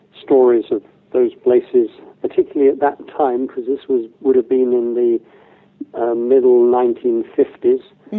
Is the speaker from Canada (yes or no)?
no; the Midlands of England, United Kingdom; As a young child, growing up in the Midlands of England